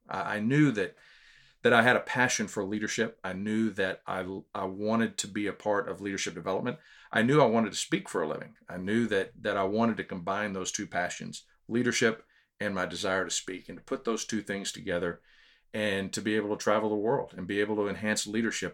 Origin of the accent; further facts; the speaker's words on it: Houston, Texas, United States; also born or lived in Corpus Christi, Texas; now in San Antonio, United States; we lived in Houston until I was twelve, but we moved to San Antonio